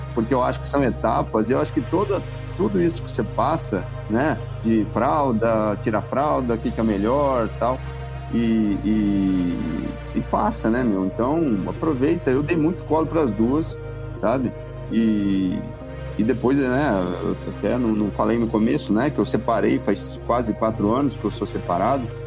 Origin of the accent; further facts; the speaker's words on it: Cruzeiro, São Paulo, Brazil; moved away as an adult; now in Brasília, Brazil; eu sou da Grande Cruzeiro, que é interior de São Paulo